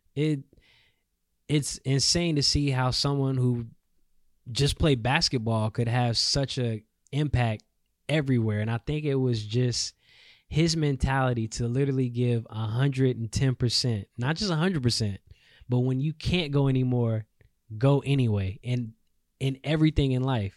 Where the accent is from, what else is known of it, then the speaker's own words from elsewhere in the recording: North Carolina, United States; I am from North Carolina, three three six in the building.